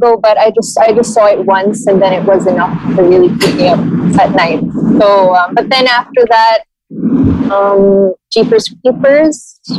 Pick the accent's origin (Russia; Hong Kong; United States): Hong Kong; moved away; I grew up in Hong Kong, so medyo Chinese.